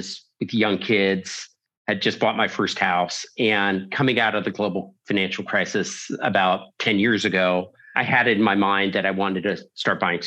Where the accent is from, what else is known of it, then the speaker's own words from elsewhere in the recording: San Diego, California, United States; I'm a native Californian, and I grew up in sunny San Diego